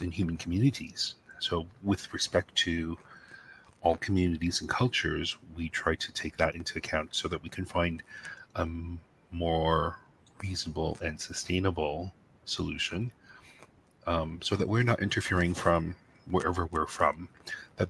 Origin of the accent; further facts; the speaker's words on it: New York City, New York, United States; growing up in New York City, access to wildlife and animals was quite limited.